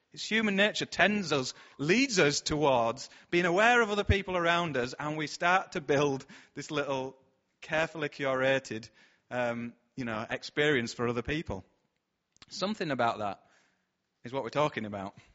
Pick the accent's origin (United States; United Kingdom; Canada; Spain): United Kingdom; Bradford, Yorkshire and the Humber; We're from Bradford